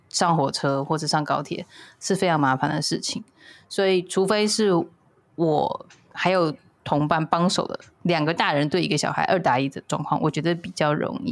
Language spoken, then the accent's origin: Chinese; Taipei, Taiwan; 我从小就在台北长大